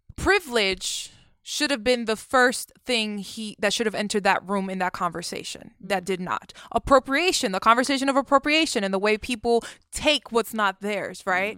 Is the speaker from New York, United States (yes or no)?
yes; New York, United States; I grew up in New York